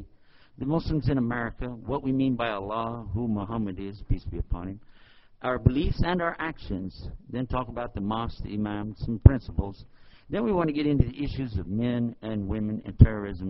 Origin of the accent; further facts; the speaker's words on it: Texas, United States; I'm from Texas, and we just don't talk fast